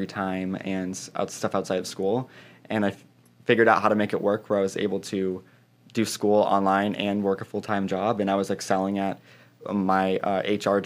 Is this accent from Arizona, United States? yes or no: yes; Fountain Hills, Arizona, United States; moved away as an adult; also born or lived in Scottsdale, Arizona; now in Chicago, United States; I was originally born in Fountain Hills, Arizona, small town outside Scottsdale. I grew up there